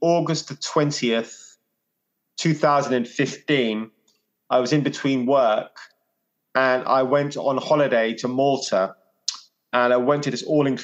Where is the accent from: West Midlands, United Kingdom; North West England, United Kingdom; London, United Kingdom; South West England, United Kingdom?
London, United Kingdom; now in Hove, United Kingdom; growing up in West London, Indian household